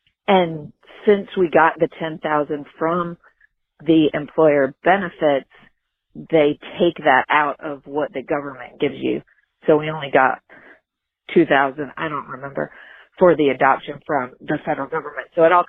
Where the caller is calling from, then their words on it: North Carolina, United States; I'm calling from North Carolina.